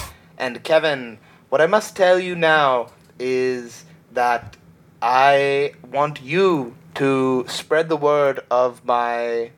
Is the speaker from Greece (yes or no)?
no; Slovenia; English is a second language; No, I'm from Slovenia, and this is morning time.